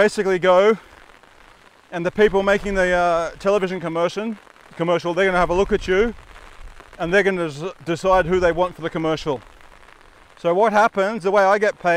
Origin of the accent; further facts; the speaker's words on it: Redcliffe Peninsula, Queensland, Australia; we come from the Redcliffe Peninsula